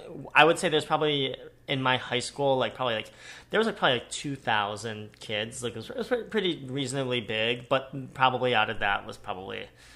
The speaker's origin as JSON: {"language": "English", "town": "Strongsville", "region": "Ohio", "country": "United States", "moved": "yes", "lives_now": "California, United States", "said": "No, I'm originally from Ohio."}